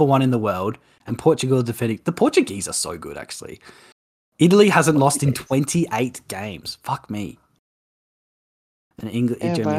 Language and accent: English; Australia; as an Australian